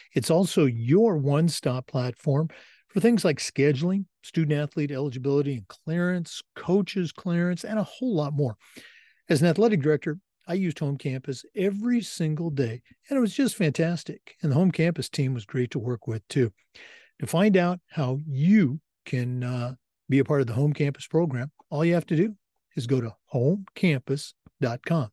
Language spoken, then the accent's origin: English; Oregon, United States; I grew up in Oregon